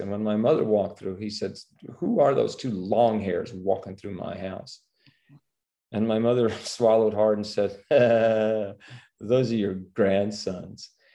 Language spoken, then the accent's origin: English; New York City, New York, United States; moved away as an adult; born and raised in Manhattan, New York